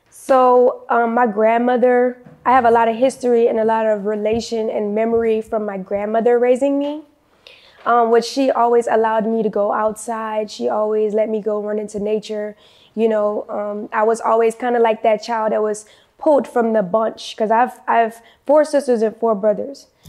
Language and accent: English; New Orleans, Louisiana, United States; moved away; I'm originally from New Orleans, Louisiana. I'm currently 25. Actually, I'm 26. Just made 26 in February.